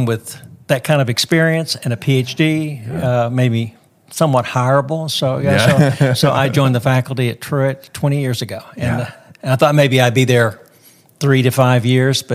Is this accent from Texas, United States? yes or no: yes; Dallas, Texas, United States; moved away as an adult; also born or lived in Sri Lanka / Germany / England / Hong Kong; I grew up in Texas. Grew up in Dallas